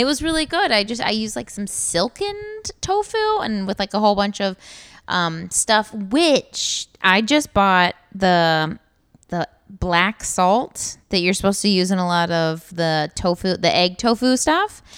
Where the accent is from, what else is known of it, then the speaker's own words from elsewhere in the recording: Columbus, Ohio, United States; I'm from Columbus